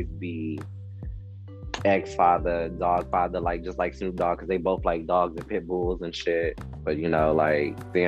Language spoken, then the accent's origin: English; Detroit, Michigan, United States; I'm from Detroit